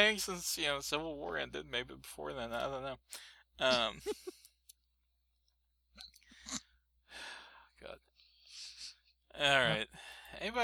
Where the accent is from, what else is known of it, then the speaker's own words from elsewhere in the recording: Scott County, Tennessee, United States; I grew up in Scott County, which is right on the Tennessee-Kentucky border.